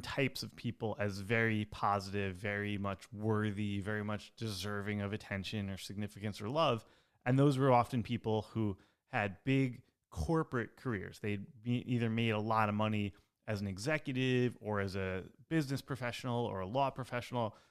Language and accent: English; outside New York City, United States; I grew up outside New York City